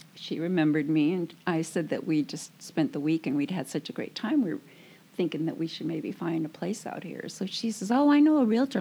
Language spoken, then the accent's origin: English; Matagorda County, South Texas, United States; That's where all the hurricanes go, right into Matagorda County there. That's where I lived